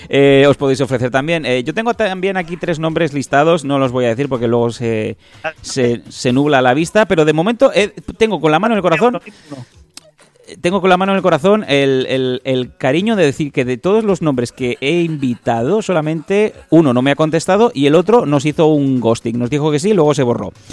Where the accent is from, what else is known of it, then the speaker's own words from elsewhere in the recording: Ripollet, Catalonia, Spain; de Ripollet.